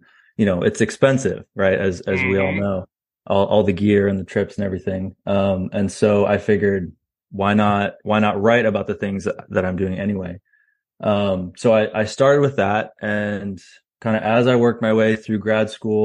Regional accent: Virginia, United States; also born or lived in Canada / Austin, Texas; now in Texas, United States; where'd you grow up? That's kind of the short answer is Virginia

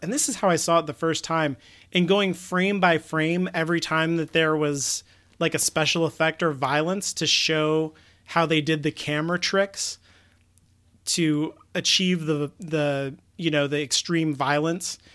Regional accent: United States; we're both American

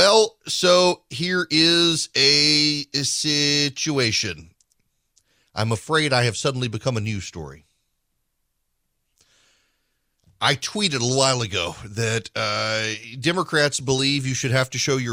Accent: Louisiana, United States; I am from Louisiana

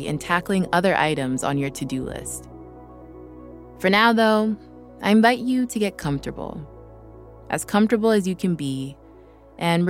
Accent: Vancouver, British Columbia, Canada; now in Los Angeles, United States; I live in LA now, but a few weeks ago, I was working remotely from Vancouver while visiting my family. It was so nice being back home

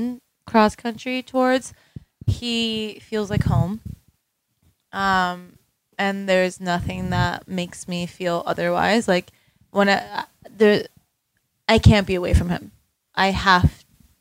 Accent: Florida, United States; moved away as an adult; also born or lived in Miami; now in Denver, United States; I grew up in Florida

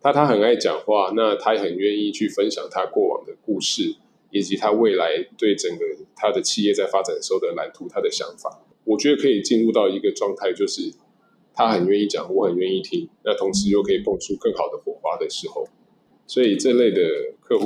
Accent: Taiwan; 那我觉得对于像我们从台湾来的话

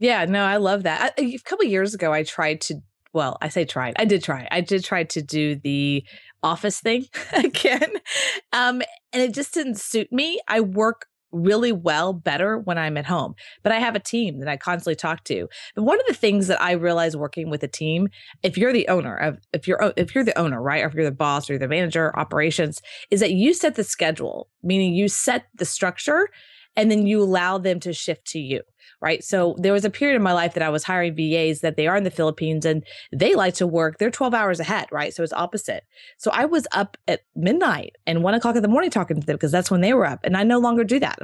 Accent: Texas, United States; also born or lived in Marco Island, Florida; now in Austin, United States; I'm from Texas, so it was kind of like coming back home

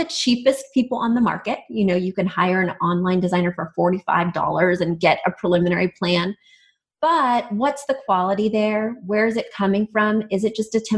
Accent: Midwest, United States; I grew up in the Midwest

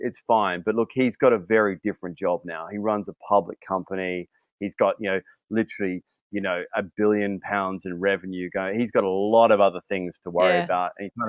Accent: London, United Kingdom; Yeah, I'm here from London.

